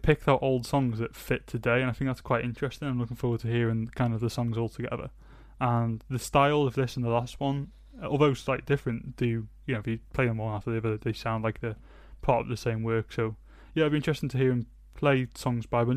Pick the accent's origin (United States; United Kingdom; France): United Kingdom; Wales; We are Welsh